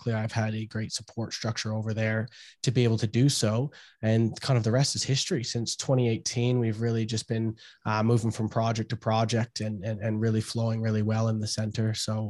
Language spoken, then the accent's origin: English; Canada; Yeah, well, trick-or-treating, obviously. Everyone wants candy, and trick-or-treating is the big deal, picking your outfit for that year.